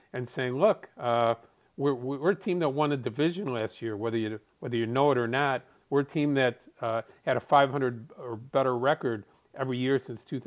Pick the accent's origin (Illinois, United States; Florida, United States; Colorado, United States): Illinois, United States; Chicago; as a Chicagoan